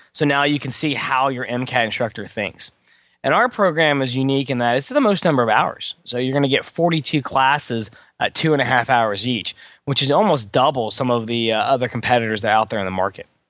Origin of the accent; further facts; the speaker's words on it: Beaumont, Texas, United States; I was born and raised in Beaumont, Texas, which is a small town near Houston